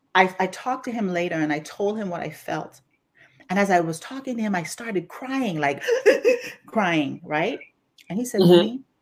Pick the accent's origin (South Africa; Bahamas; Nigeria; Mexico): Bahamas; Grand Bahama; now in Houston, United States; you're going to hear an accent today as we're talking because I was born and raised in the Bahamas, specifically Grand Bahama